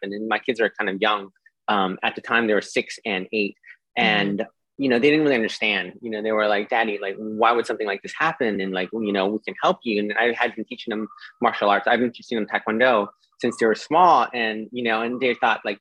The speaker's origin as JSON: {"language": "English", "town": "Boston", "region": "Massachusetts", "country": "United States", "tie": "born or raised there", "moved": "as an adult", "lives_now": "New York, United States", "said": "I grew up in Boston, and I moved to New York in, you know, early 2000s"}